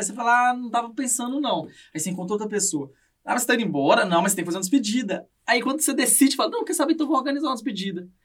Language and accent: Portuguese; Minas Gerais, Brazil; moved away as an adult; now in Canada